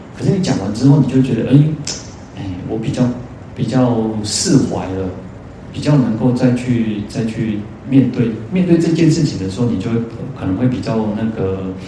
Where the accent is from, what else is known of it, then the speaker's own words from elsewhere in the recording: Taiwan; 我们台湾人